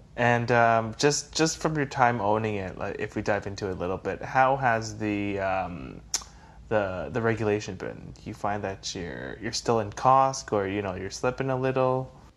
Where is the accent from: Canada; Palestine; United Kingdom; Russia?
Canada; as a Canadian